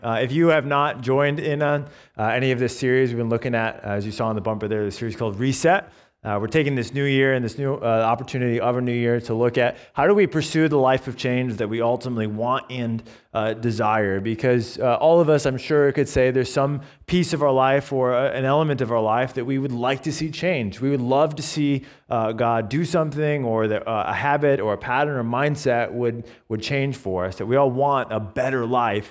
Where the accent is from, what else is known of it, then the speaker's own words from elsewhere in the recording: Binghamton, New York, United States; moved away as an adult; also born or lived in Owego, New York / Taipei, Taiwan / Bridgewater; I was born in Owego, and then I grew up on the south side of Binghamton